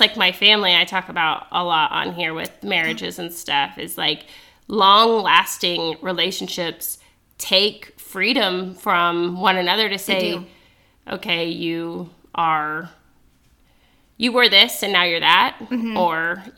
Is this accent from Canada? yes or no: no; Carthage, Missouri, United States; also born or lived in Mississippi; I was born in Mississippi, and my family moved back to Missouri, and we moved to Carthage when I was three